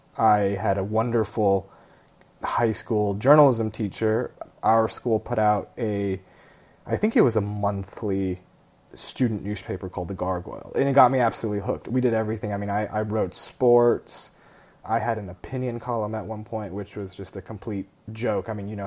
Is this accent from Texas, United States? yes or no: no; Palo Alto, California, United States; first language Kunminghua; English is a second language; moved away; also born or lived in Kunming, China / Illinois, United States; I was born in the Bay Area in Palo Alto, California.